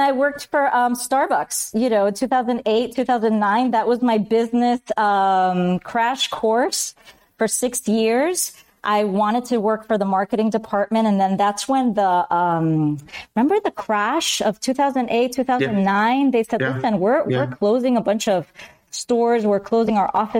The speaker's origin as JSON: {"language": "English", "town": "Miami", "region": "Florida", "country": "United States", "tie": "born or raised there", "also_born_or_lived": "Bogota, Colombia / Spain / Chicago", "said": "I did second grade in Miami. And the rest is history. I'm a Miami girl. Raised by my Cuban American family"}